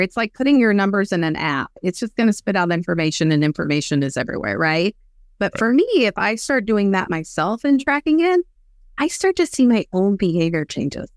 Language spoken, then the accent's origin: English; West Texas, United States; I grew up in West Texas